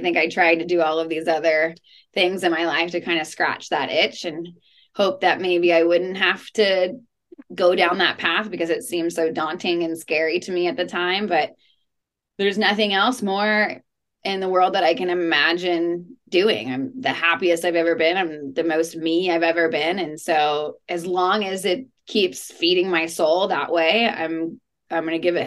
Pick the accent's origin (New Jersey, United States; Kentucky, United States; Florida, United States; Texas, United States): Texas, United States; luckily I grew up in Texas, so I grew up around guns